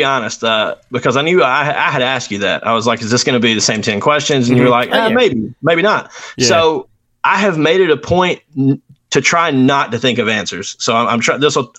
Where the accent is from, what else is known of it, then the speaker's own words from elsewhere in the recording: Alabama, United States; also born or lived in Lancaster, Pennsylvania; I grew up in Alabama. I grew up in, around here, within 15 to 20 minutes of here, and then kind of decided to take a risk, move across the country.